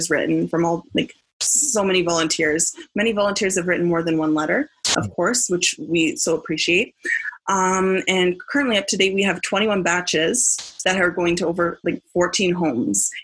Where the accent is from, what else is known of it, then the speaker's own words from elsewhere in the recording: Fort Erie, Ontario, Canada; my hometown of Fort Erie, Ontario